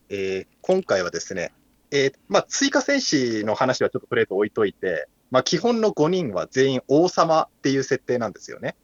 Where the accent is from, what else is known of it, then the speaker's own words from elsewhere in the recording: Kumamoto, Japan; 僕も熊本出身ですから